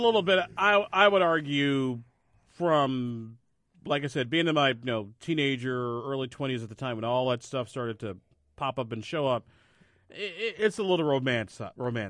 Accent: Springfield, Illinois, United States; moved away; my hometown of Springfield

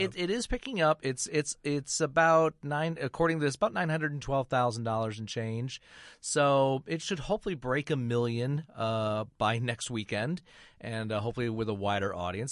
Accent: Flint, Michigan, United States; moved away; I grew up in Flint, Michigan

